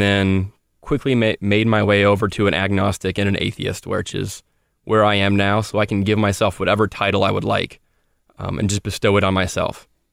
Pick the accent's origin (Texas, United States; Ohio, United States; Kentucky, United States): Kentucky, United States; Louisville; It's where I am from